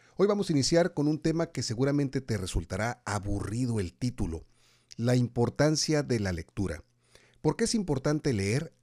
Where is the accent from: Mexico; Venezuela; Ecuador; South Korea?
Mexico; nos preocupan mucho como mexicanos